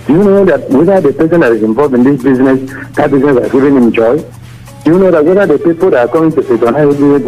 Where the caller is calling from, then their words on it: Oyo, Nigeria; I'm calling from Oyo.